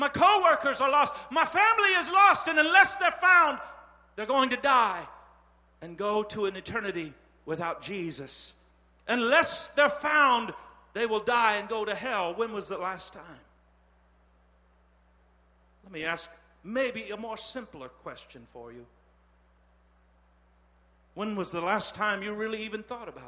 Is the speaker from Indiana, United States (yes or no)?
yes; Terre Haute, Indiana, United States; I'm from Terre Haute.